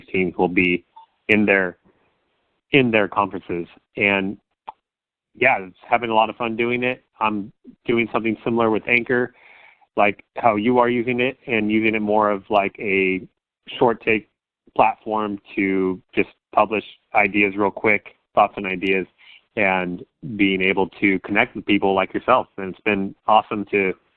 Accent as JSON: {"language": "English", "region": "Central Coast of California", "country": "United States", "said": "I'm from the Central Coast of California"}